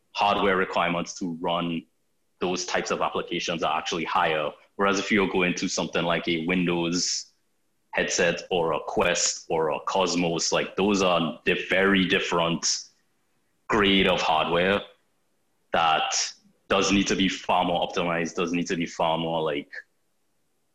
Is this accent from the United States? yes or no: no; Trinidad & Tobago; now in Toronto, Canada; I'm from Trinidad in the Caribbean